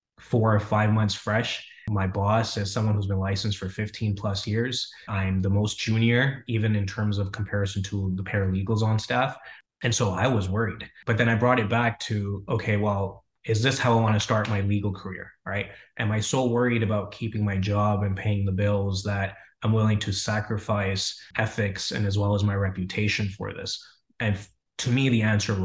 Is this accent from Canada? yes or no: yes; Canada; moved away as an adult; also born or lived in Frankfurt, Germany; now in United States; I grew up in Germany, in Frankfurt. My parents before that, they had immigrated from Punjab, which is northern part of India. Dad immigrated to Germany in the mid to late 70s. And so I lived there until I was about 7 or 8. And when around that time, we had immigrated to Canada, where I spent majority of my childhood.